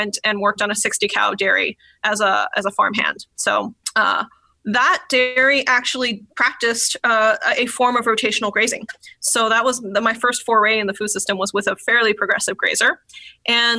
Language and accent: English; California, United States; I'm from California